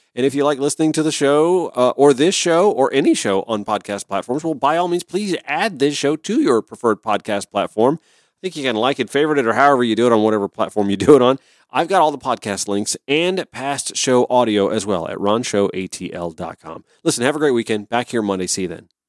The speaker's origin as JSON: {"language": "English", "town": "Augusta", "region": "Georgia", "country": "United States", "tie": "born or raised there", "moved": "yes", "lives_now": "Atlanta, United States", "said": "I grew up in Augusta"}